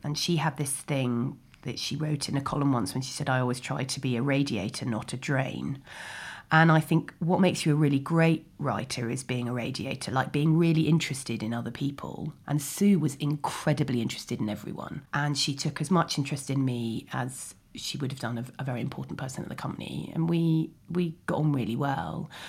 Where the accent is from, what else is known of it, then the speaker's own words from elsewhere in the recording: London, United Kingdom; also born or lived in Ealing; I grew up in Chiswick, well-known wilderness of, um, and then I went to school in Ealing.